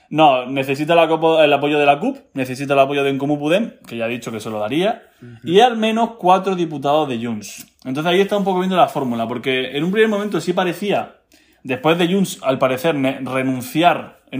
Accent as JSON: {"language": "Spanish", "country": "Spain", "said": "un acuerdo de última hora, como siempre lo hacemos todos los españoles, porque muy catalanes que sean, siguen siendo españoles."}